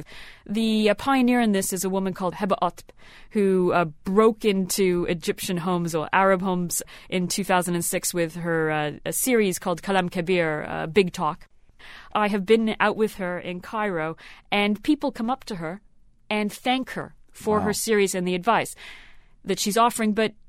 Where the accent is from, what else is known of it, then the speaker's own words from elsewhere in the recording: Canada; I grew up in Canada.